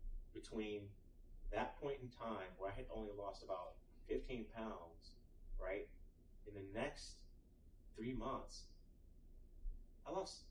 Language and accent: English; Austin, Texas, United States; I'm from Austin, Texas